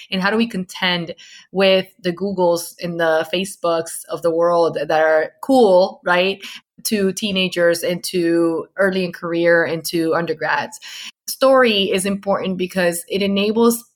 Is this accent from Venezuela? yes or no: yes; Venezuela; English is a second language; moved away; I came from Venezuela